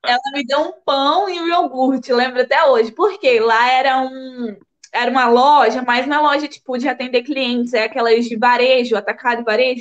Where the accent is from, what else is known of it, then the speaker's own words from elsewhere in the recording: São Mateus, Espírito Santo, Brazil; moved away as an adult; also born or lived in Bahia, Brazil / Aveiro, Portugal; now in Porto, Portugal; eu fui para São Mateus, Espírito Santo, quando eu tinha seis anos e passei a minha vida toda lá